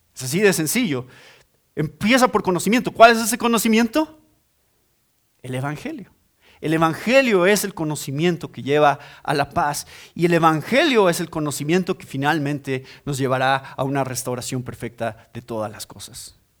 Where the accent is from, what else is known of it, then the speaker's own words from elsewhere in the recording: Mexico; Ese es mi país. Yo soy mexicano